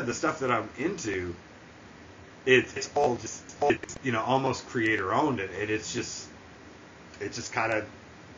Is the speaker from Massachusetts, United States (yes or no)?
yes; Boston, Massachusetts, United States; moved away; I'm originally from Boston